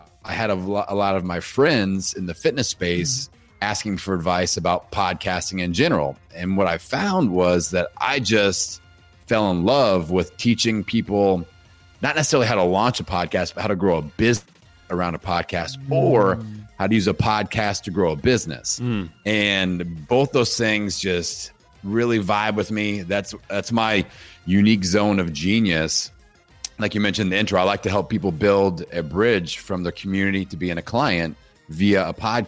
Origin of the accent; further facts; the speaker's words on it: Bloomington, Indiana, United States; my hometown here in Bloomington, Indiana.